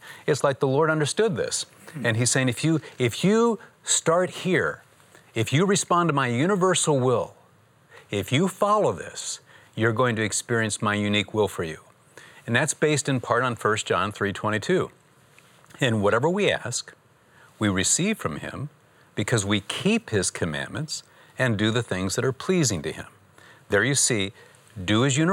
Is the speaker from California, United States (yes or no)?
no; Michigan, United States; I'm from Michigan